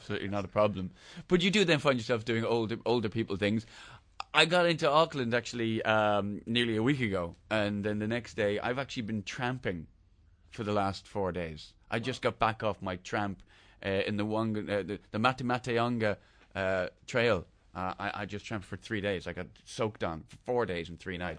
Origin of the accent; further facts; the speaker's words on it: Dublin, Leinster, Ireland; I'm from North Dublin, which Right. in theory is, is, is, is the scummy part.